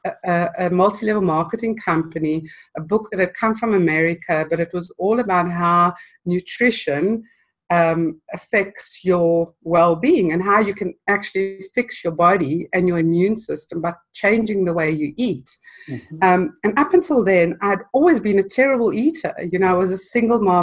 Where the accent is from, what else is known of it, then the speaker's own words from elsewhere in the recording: South Africa; moved away; I grew up in South Africa and spent most of my life there.